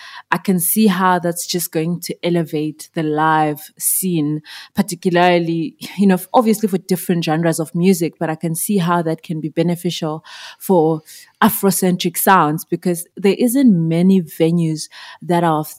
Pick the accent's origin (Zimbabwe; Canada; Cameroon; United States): Zimbabwe; moved away as an adult; now in South Africa; I'm originally from Zimbabwe. I was born and bred there. I moved to South Africa in 2011 to study and secretly to pursue music.